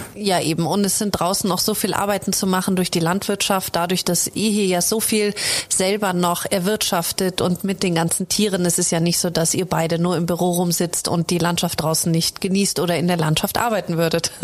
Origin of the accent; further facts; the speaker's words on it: Germany; now in Austria; ich komme aus der Großstadt in Deutschland